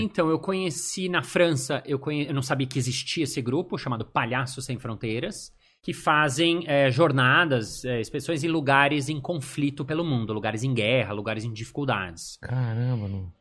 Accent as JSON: {"language": "Portuguese", "country": "Brazil", "said": "eu sou do Brasil"}